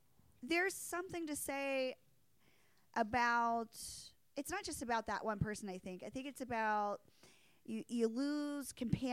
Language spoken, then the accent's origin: English; Pennsylvania, United States; Small town of Pennsylvania.